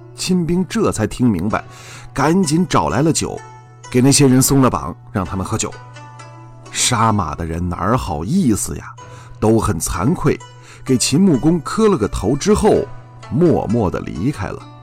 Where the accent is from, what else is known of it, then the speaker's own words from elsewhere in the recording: China; 我们中国人